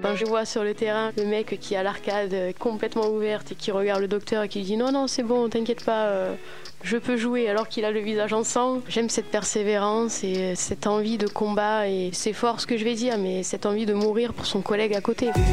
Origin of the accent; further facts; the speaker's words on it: Toulon, Provence-Alpes-Côte d'Azur, France; J'ai grandi à Toulon, né à Toulon, grandi à Toulon, même quartier